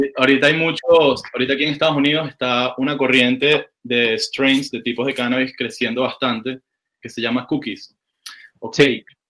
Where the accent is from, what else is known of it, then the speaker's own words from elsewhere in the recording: Caracas, Capital District, Venezuela; now in California, United States; yo vengo de Caracas, Venezuela